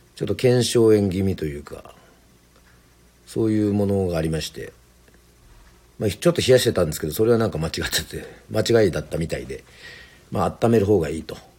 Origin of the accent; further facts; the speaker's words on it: Yoron, Kagoshima, Japan; その水で要は生まれ育って